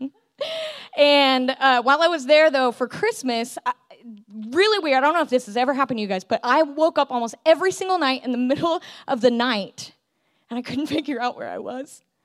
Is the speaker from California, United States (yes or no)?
yes; California, United States; I grew up in California, born and raised